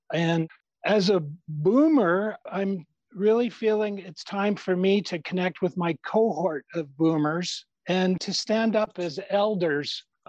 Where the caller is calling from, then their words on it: Alberta, Canada; It's just an honor. I'm calling from Canada and I'm a boomer.